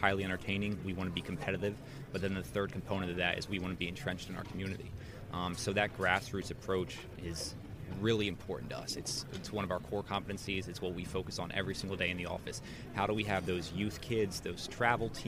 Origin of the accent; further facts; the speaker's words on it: New Jersey, United States; moved away as an adult; also born or lived in Pennsylvania / North Carolina / Denver; I grew up in New Jersey, played lacrosse there